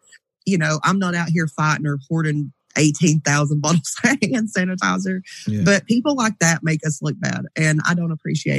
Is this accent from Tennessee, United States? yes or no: yes; East Tennessee, United States; I was born and raised in Tennessee or the fact that I'm country, because I'm definitely not country. I live in the city